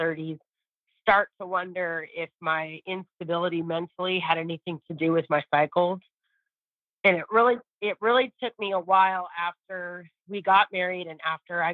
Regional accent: California, United States; moved away as an adult; now in Texas, United States; I'm actually from California. I've been in Texas for 15 years.

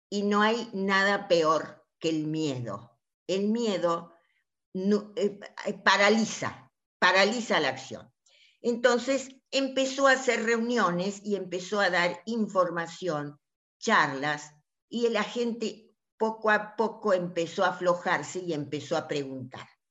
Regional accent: La Banda, Santiago del Estero, Argentina; moved away; durante mi infancia, yo vivía en Santiago del Estero, en la banda

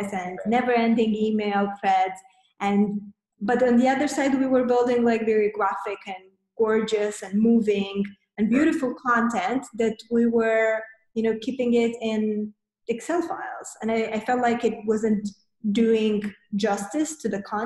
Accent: Moldova; moved away as an adult; now in Romania; we moved from Moldova, where we're originally from. We moved to Romania

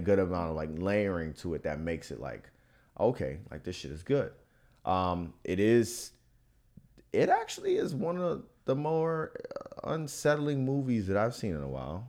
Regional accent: Florida, United States; I was born in Florida winter

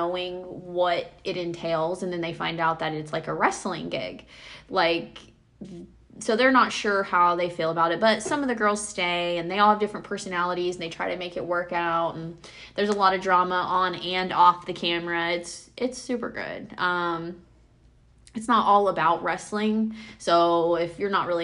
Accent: Indiana, United States; we're from Indiana

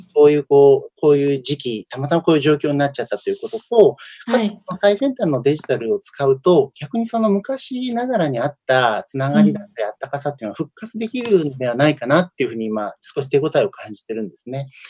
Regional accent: Omuta, Fukuoka, Japan; moved away; also born or lived in Setagaya, Tokyo; 私、福岡県の大牟田 市っていうところの出身で

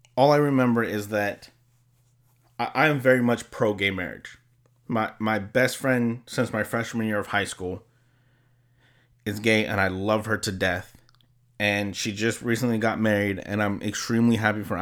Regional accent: California, United States; I'm from California.

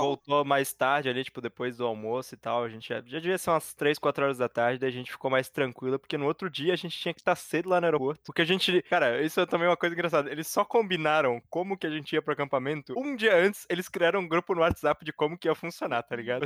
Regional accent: Brazil; sou brasileiro

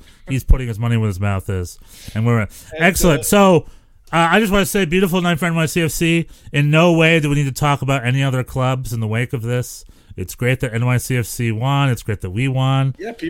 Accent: North Carolina, United States; I'm from North Carolina

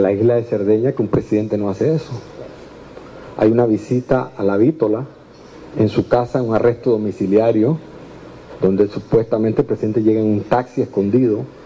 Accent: Panama; como panameños

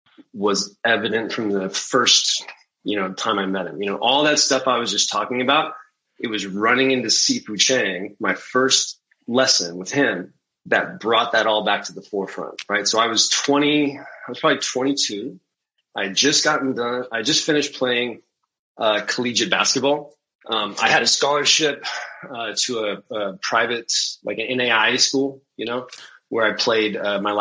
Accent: Central Valley of California, United States; growing up in the Central Valley of California

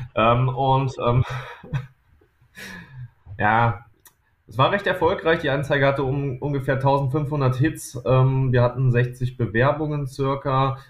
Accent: near Düsseldorf and Mönchengladbach, North Rhine-Westphalia, Germany; wir kommen aus der Nähe von Düsseldorf und Mönchengladbach

